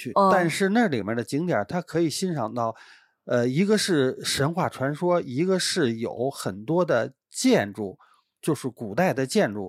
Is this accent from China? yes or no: yes; Beijing, China; 对于我们北京人来讲呢，